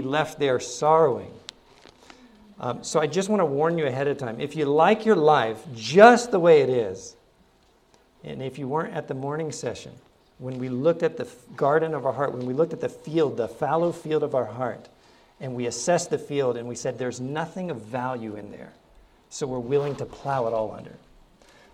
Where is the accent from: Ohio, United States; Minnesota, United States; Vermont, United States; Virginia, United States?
Ohio, United States; also born or lived in Hawaii; now in Arkansas, United States; I grew up in Ohio